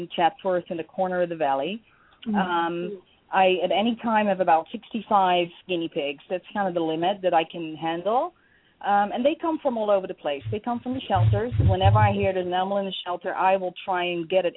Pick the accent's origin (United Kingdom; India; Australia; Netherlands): Netherlands; moved away; also born or lived in Portugal; When I came to this country, I'm from the Netherlands originally.